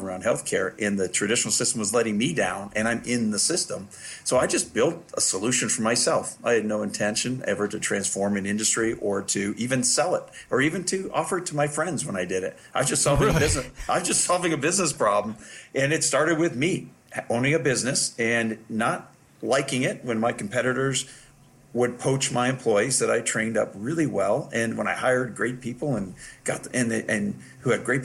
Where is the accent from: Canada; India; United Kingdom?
Canada; moved away as an adult; now in United States; as a Canadian physician coming here with my wife, who's a family physician